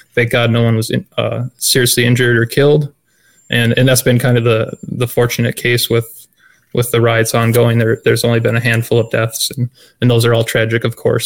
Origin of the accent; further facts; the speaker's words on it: Minnesota, United States; moved away as an adult; now in Wisconsin, United States; I was born and raised in Minnesota, so I'm pretty familiar with the area. Uh, after buying my own house, I moved to Wisconsin